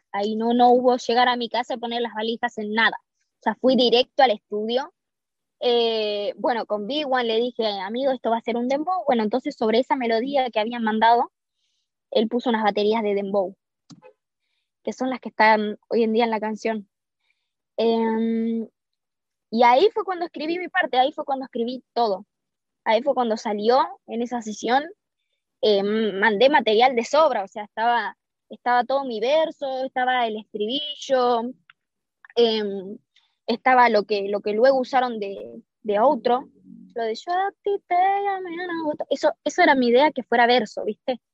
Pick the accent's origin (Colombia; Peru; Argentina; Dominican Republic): Argentina; en mi país